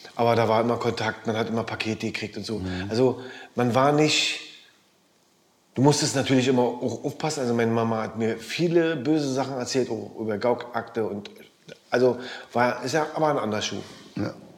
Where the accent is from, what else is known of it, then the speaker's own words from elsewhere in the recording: Berlin, Germany; Biseestraße, Weißensee.